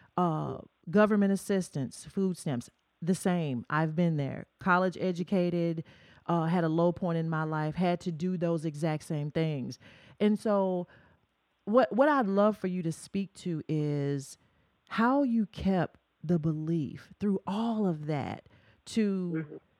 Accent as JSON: {"language": "English", "town": "Murfreesboro", "region": "Tennessee", "country": "United States", "tie": "born or raised there", "said": "my hometown uh, in Murfreesboro, Tennessee"}